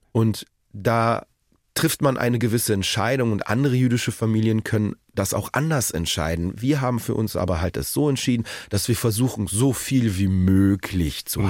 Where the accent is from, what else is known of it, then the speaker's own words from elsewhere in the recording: Berlin, Germany; Currywurst als Berliner